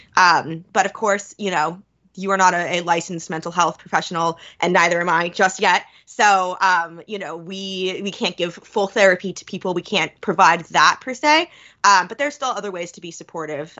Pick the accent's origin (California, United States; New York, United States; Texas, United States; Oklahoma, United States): New York, United States; now in Philadelphia, United States; I'm from New York